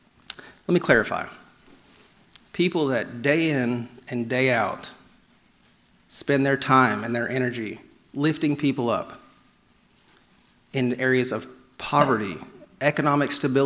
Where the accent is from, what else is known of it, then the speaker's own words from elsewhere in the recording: New York, United States; I'm from New York, they'll relate to me.